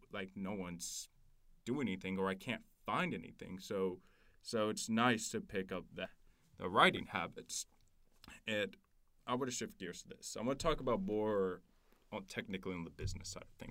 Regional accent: Louisiana, United States; I'm from Louisiana

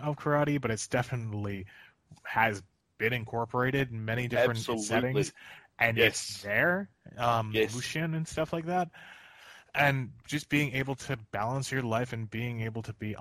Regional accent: Philadelphia, Pennsylvania, United States; as a Philadelphian

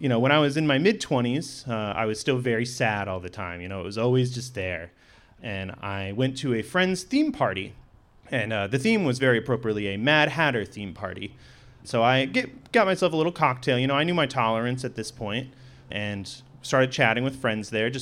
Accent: Sitka, Alaska, United States; I grew up here in Sitka with a typical fishing family

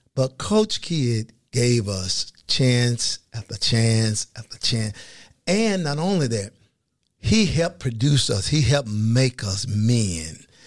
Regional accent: Fort Pierce, Florida, United States; I grew up in a place called Fort Pierce, Florida, agriculture city on the east coast of Florida.

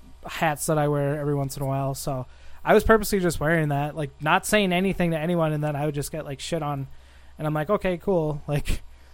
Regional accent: Minnesota, United States; also born or lived in Bogota, Colombia; I was raised in central Minnesota, and then I moved to northern Minnesota in fifth grade, and then once I graduated in 2010, a couple years after that, I decided to move down to southern Minnesota, to the biggest city, Minneapolis-St. Paul. which is the Twin Cities.

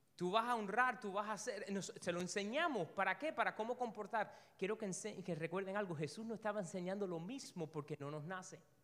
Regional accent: Cuba; Una de las primeras cosas que uno se aprende cuando es cubano es el Padre Nuestro. Desde chiquitico te lo van diciendo.

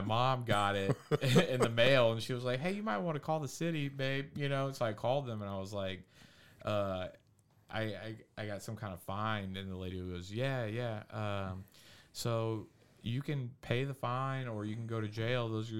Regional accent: Pasadena, Texas, United States; also born or lived in Deer Park, Texas / Miami; I grew up in Pasadena next to Strawberry Park.

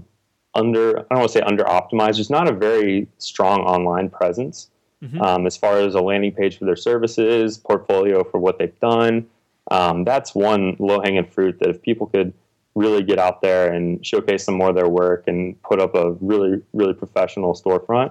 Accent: Texas, United States; also born or lived in Indiana; now in Austin, United States; I'm from Texas originally

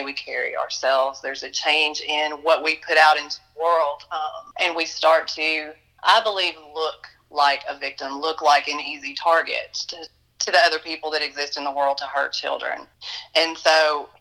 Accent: Western Kentucky, United States; also born or lived in Chicago, Illinois; I was born in Chicago, Illinois. My parents decided that Chicago wasn't going to be a wonderful place to raise their children, and they took us to Western Kentucky when I was a year old

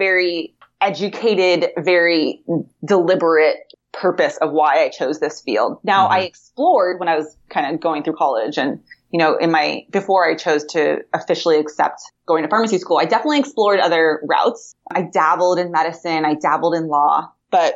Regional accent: Huntington Beach, California, United States; moved away as an adult; also born or lived in New York / Kentucky; now in Sacramento, United States; I am born and raised in Huntington Beach. I went to Huntington Beach High School back in the day

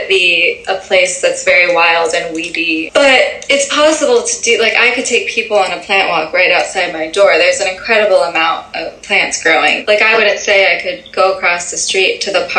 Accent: Massachusetts, United States; moved away; also born or lived in California; I was born in Massachusetts. Like, my entire family grew up there

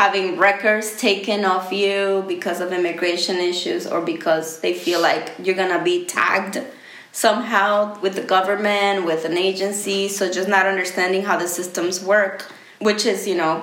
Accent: Honduras; now in United States; I'm from Honduras

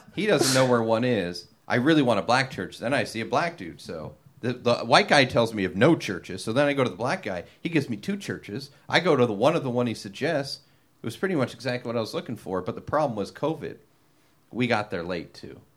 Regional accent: Long Beach, California, United States; I grew up in Long Beach.

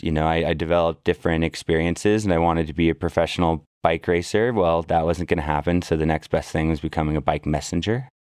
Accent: Berkeley, California, United States; also born or lived in San Francisco, California; I grew up in Berkeley, California

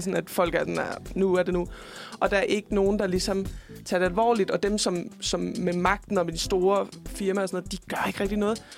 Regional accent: Fredericia, Southern Denmark, Denmark; moved away; der sker sgu ikke så meget i Fredericia, hvor jeg kommer fra

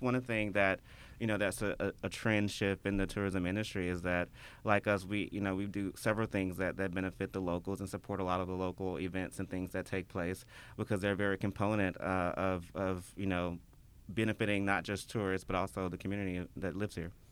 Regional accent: Memphis, Tennessee, United States; I born and raised in Memphis. Uh, I've never lived anywhere else

